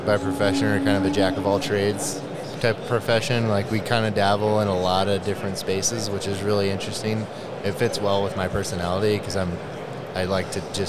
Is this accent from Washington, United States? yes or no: yes; Washington, United States; moved away; I'm actually originally from Washington State.